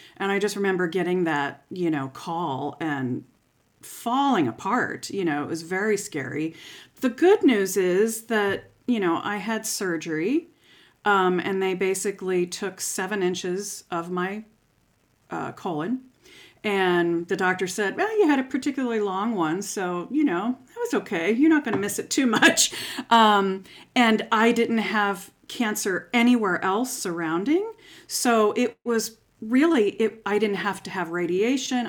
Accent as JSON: {"language": "English", "town": "St. Petersburg", "region": "Florida", "country": "United States", "tie": "born or raised there", "moved": "as an adult", "lives_now": "Lincoln, United States", "said": "I grew up in Saint Petersburg, Florida"}